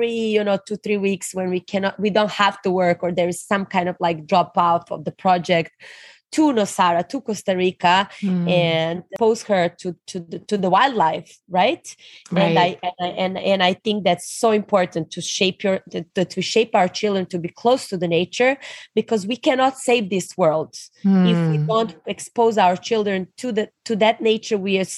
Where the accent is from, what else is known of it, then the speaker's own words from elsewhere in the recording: Serbia; So I'm actually born in ex-Yugoslavia. And we unfortunately, you know, fall apart as a country like 20 years ago. But I grew up in a communist family.